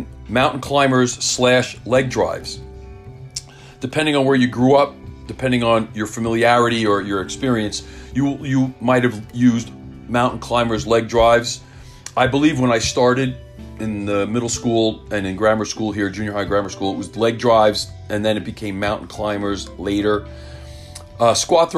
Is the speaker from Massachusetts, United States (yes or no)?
no; Millburn, New Jersey, United States; I grew up in Milburn